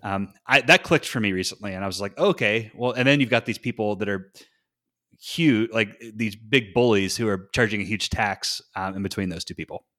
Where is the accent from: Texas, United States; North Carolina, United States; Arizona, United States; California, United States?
North Carolina, United States; Morganton; moved away; my hometown, uh, which is actually called Morganton